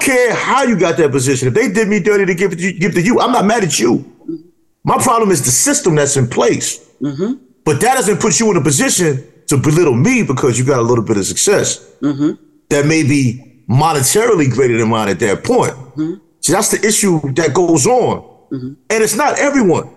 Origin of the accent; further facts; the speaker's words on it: New York City, New York, United States; I grew up in New York City where every household knew who had whose child